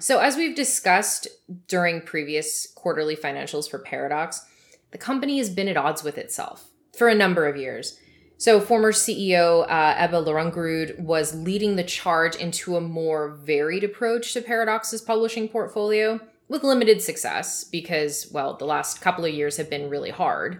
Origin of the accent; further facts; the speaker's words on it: Canada; also born or lived in Vancouver, British Columbia; I'm Canadian